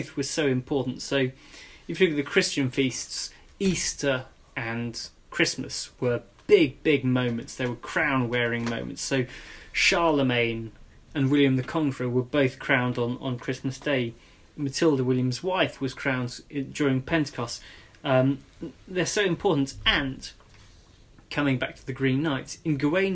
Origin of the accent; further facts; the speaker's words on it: Nantes, Pays de la Loire, France; now in London, United Kingdom; I grew up in France in Nantes